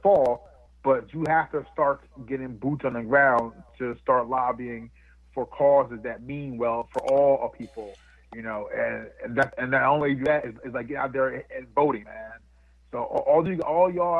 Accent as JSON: {"language": "English", "region": "New Jersey", "country": "United States", "tie": "born or raised there", "said": "I grew up and was raised in a town that was 99% white up here in New Jersey"}